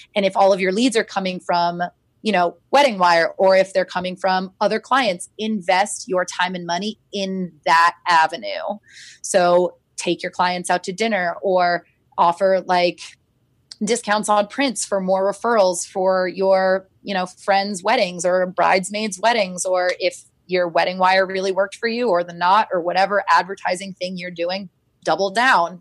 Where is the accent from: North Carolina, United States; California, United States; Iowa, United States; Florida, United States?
Florida, United States; now in Washington, DC, United States; I'm from Florida